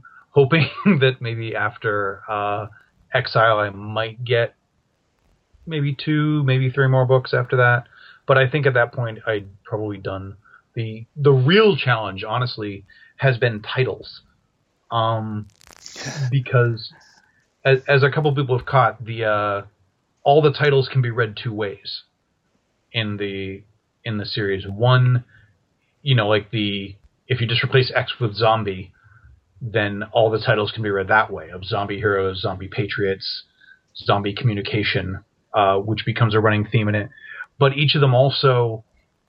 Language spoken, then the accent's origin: English; Maine, United States; moved away as an adult; also born or lived in Massachusetts; now in California, United States; I grew up in New England, actually. I'm from Maine